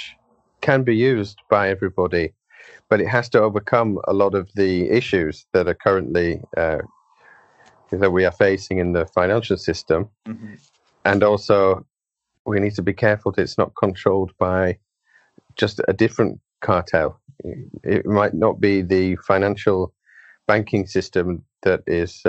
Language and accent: English; United Kingdom; As a Brit